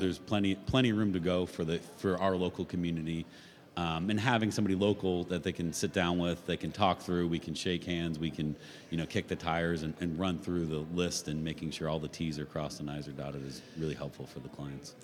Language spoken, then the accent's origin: English; Vero Beach, Florida, United States; I born and raised in Vero Beach.